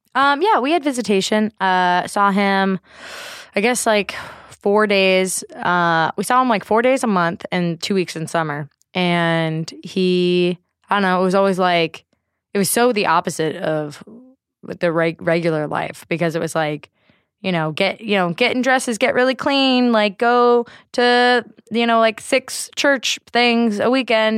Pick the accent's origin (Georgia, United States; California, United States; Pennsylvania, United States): California, United States; Bay Area; Born and raised in the Bay Area